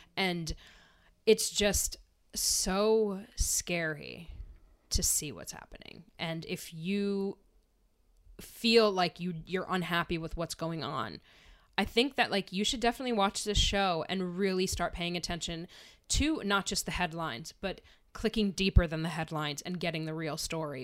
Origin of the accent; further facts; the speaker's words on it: Wilkes-Barre, Pennsylvania, United States; I grew up in Wilkes-Barre, you know, in a, in an area f-, near Wilkes-Barre, Pennsylvania